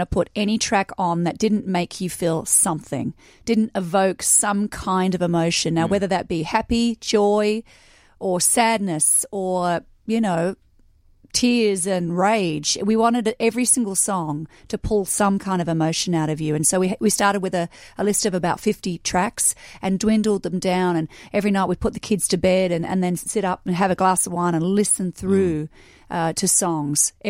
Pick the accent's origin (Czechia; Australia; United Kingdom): Australia; moved away as an adult; now in Nashville, United States